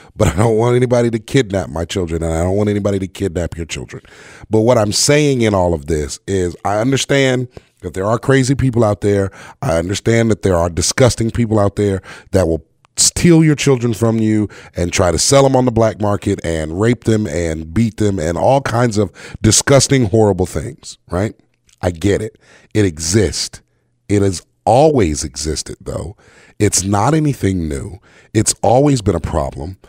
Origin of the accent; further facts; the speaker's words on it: North Carolina, United States; I grew up in the South, in North Carolina